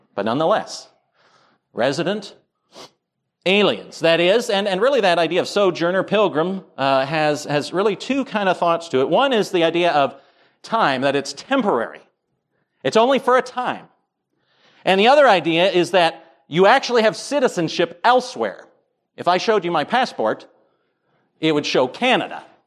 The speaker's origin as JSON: {"language": "English", "country": "United States"}